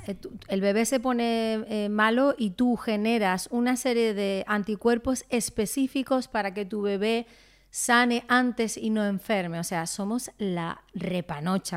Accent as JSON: {"language": "Spanish", "region": "Canary Islands", "country": "Spain", "said": "como buena canaria, uno pues cría a sus hijos en, cerca del mar y en la playa"}